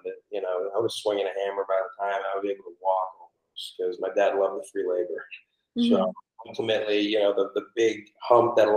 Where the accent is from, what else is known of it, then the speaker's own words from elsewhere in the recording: Portland, Maine, United States; now in Florida, United States; I'm actually originally from Portland, Maine.